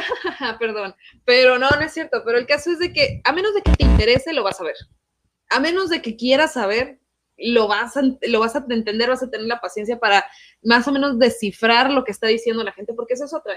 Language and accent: Spanish; Mexico; Yo tuve dos maestros en México, porque yo crecí en México